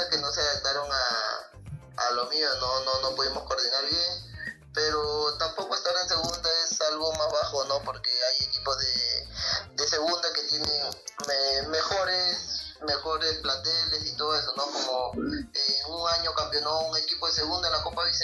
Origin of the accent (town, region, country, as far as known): Ventanilla, Callao, Peru; born or raised there